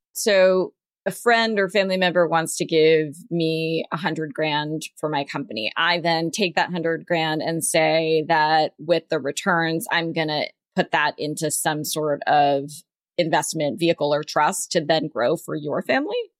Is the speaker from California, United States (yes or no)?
yes; Southern California, United States; I grew up in Southern California, but first generation American